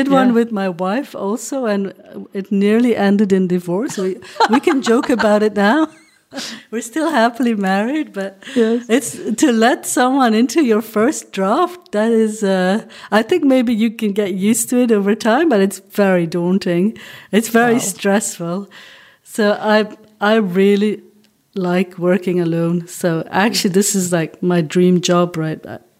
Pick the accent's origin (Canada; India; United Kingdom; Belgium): Belgium; Flanders; first language Dutch; English is a second language; also born or lived in Hong Kong; Well, I think it's because I'm from Belgium, right? But when I started writing, I lived in Hong Kong. Mm. And I knew I was going to write in English. My mother tongue is Dutch.